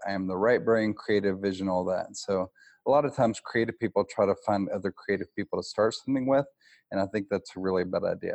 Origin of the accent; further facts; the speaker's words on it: Nashville, Tennessee, United States; I'm from Nashville, Tennessee